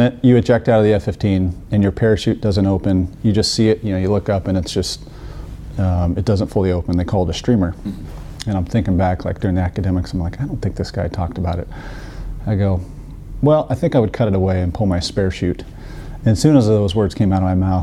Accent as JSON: {"language": "English", "region": "Colorado", "country": "United States", "tie": "born or raised there", "said": "I grew up in Colorado"}